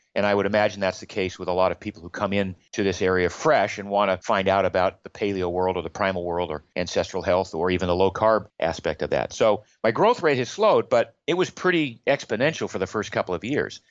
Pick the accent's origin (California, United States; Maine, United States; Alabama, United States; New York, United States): Maine, United States; I grew up in Maine in the US.